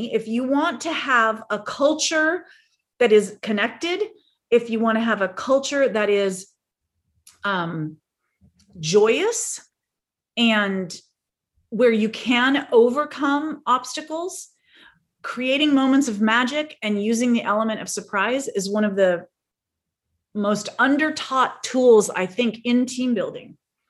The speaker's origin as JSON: {"language": "English", "town": "San Diego", "region": "California", "country": "United States", "said": "She was in North Carolina, and we're from San Diego in California."}